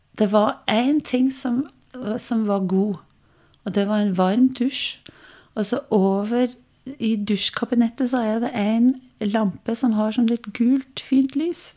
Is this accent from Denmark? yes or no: yes; Denmark; Norwegian is a second language; moved away as an adult; also born or lived in Norway; now in Biri, Norway; Jeg eh, er dansk. Eh, oppvokst i Danmark, gift med en trønder